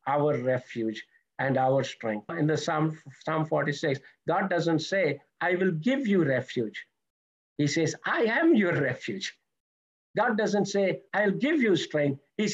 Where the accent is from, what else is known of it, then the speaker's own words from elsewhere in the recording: India; moved away; I'm originally from India, so that's where I was saved